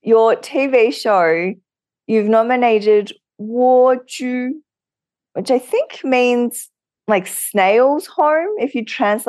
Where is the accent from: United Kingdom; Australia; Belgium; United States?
Australia; being Asian Australian, I have noticed a lot more visibility, advocacy for all Asian Australians